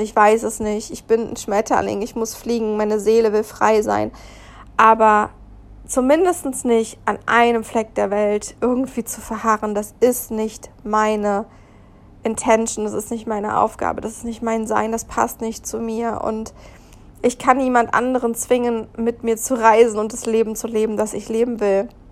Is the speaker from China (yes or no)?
no; Germany; moved away as an adult; also born or lived in India / Zanzibar; da Deutschland nicht mal mehr mein Heimatland war, gefühlt, natürlich habe ich einen deutschen Pass